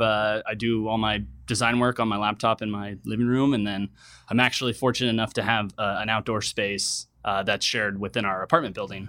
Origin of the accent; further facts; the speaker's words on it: Reno, Nevada, United States; moved away as an adult; also born or lived in San Diego; now in San Francisco, United States; I was born and raised in Reno, Nevada